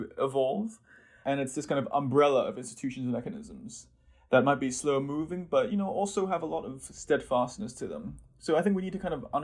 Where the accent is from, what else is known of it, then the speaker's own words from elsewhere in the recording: Hong Kong; also born or lived in United States; now in Oxford, United Kingdom; I spent most of my time growing up outside of Europe, first in Hong Kong and then some years in the US